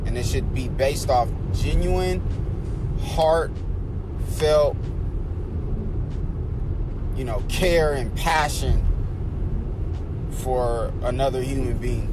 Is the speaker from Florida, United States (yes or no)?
no; Oakland, California, United States; I was born and raised in Oakland, California. I'm a Bay Area kid